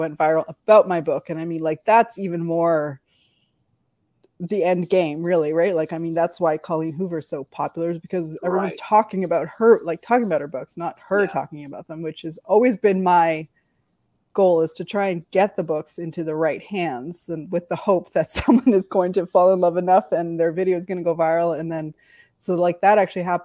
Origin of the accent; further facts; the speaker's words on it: Canada; I grew up in Canada